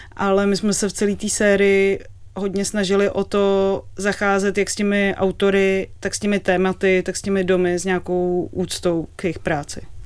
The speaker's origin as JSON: {"language": "Czech", "region": "Prague", "country": "Czechia", "tie": "born or raised there", "said": "My jsme byli děti a oba jsme vyrůstali v Praze"}